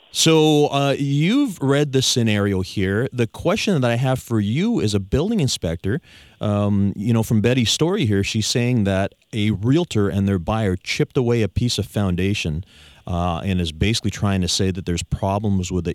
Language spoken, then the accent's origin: English; Victoria, British Columbia, Canada; I was born and raised here in Victoria some time ago